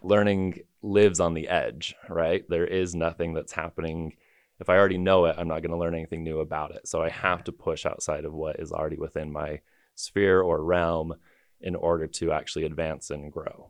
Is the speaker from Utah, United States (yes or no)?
yes; Taylorsville, Utah, United States; moved away as an adult; also born or lived in New York City; born and raised in Taylorsville, Utah